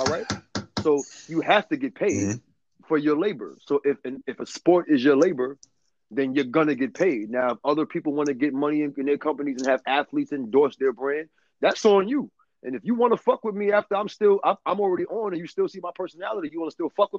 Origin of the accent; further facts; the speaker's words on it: New Jersey, United States; I'm from Jersey